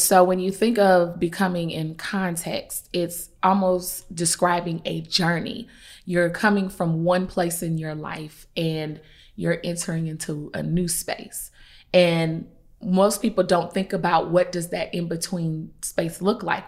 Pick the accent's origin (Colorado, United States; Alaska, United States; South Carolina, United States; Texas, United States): South Carolina, United States; Columbia; I'm from Columbia, South Carolina